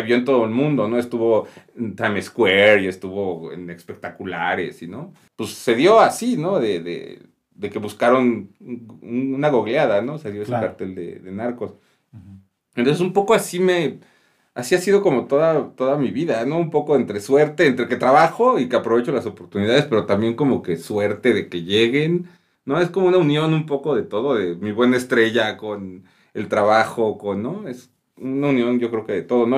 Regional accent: Mexico; es mi país y, pues, lo adoro, ¿no? Yo a mí me encanta estar aquí en México

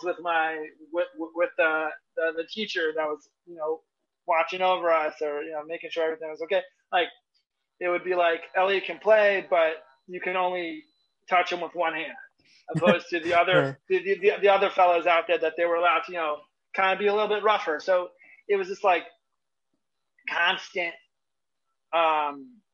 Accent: Northeast, United States; I'm from the Northeast region

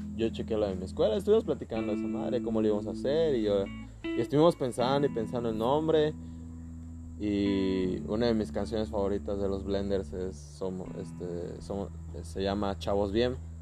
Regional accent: Chetumal, Quintana Roo, Mexico; somos de Chetumal, Quintana Roo

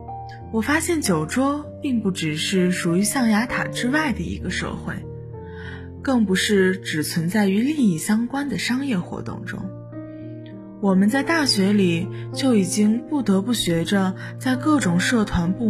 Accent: Baoji, Shaanxi, China; moved away as an adult; now in Nanjing, China; 来自陕西宝鸡。我在南京大学，距离我的家乡一千一百一十七公里。

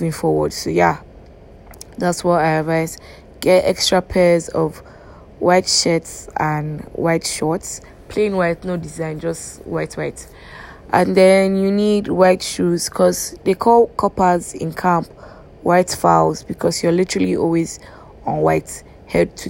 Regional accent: Nigeria; as a Nigerian.

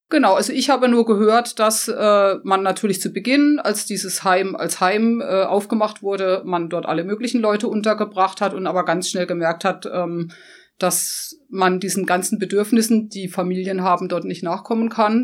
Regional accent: Black Forest, near Holzbachtal, Baden-Württemberg, Germany; dass es meine Heimat war. Also ich kannte jedes Eck dort. Also ich komme zwar von ungefähr zwölf Kilometern entfernt

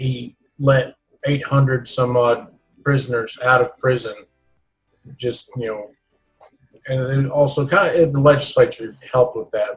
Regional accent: Oklahoma, United States; I was born and raised Republican here in Oklahoma

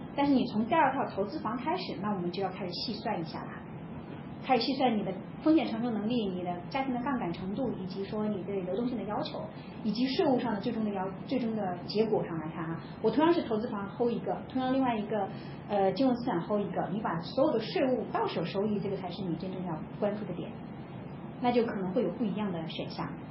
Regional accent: China; 我们中国人都这么想的

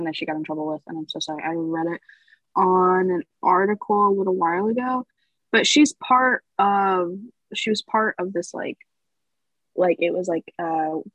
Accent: North Carolina, United States; I'm actually from North Carolina

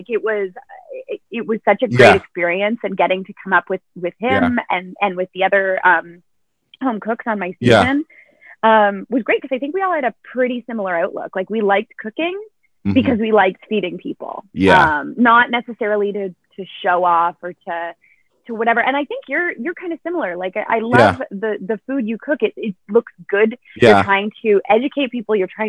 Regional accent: Pickering, Ontario, Canada; I went to high school in Pickering. I grew up in Pickering.

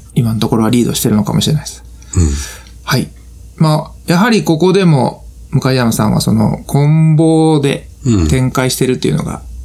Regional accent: Kansai, Japan; accent: Kansai dialect; 関西弁が出てまう

